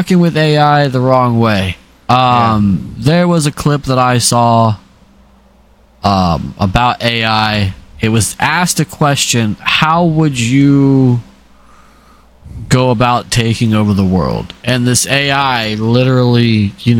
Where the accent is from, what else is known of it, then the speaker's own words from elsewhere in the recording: Phoenix, Arizona, United States; I grew up in Phoenix